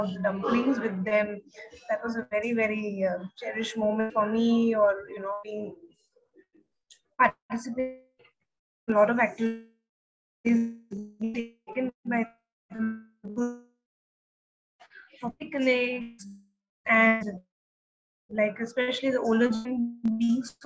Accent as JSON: {"language": "English", "region": "Maharashtra", "country": "India", "said": "when people asked my nationality, a lot of them refused to accept that I'm Indian"}